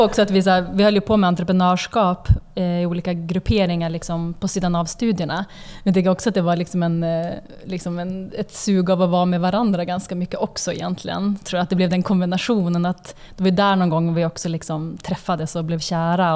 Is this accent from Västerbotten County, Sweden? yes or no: yes; Umeå, Västerbotten County, Sweden; now in Stockholm, Sweden; Alltså vi är från Umeå båda två, uppvuxna där.